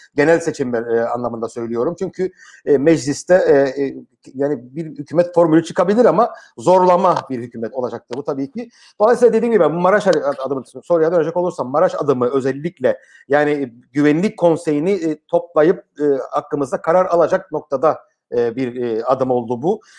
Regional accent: Cyprus

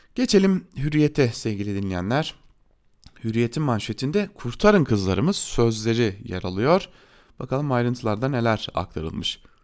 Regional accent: Diyarbakır, Diyarbakır Province, Turkey; ben de bir Diyarbakırlı olarak

